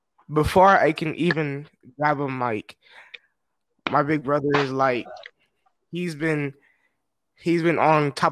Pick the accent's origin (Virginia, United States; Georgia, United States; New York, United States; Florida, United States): Georgia, United States; Lithonia; I grew up in Lithonia, Georgia, which is in Atlanta